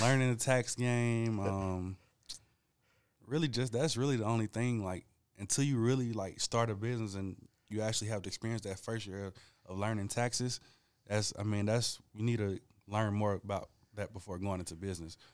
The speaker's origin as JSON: {"language": "English", "town": "Rome", "region": "Georgia", "country": "United States", "tie": "born or raised there", "also_born_or_lived": "Atlanta, Georgia", "said": "I was born in Atlanta, but I grew up in Rome."}